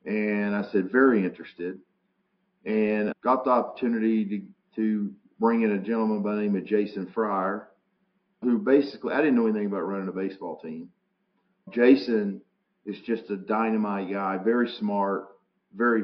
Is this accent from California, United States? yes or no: no; Chattanooga, Tennessee, United States; I grew up in Chattanooga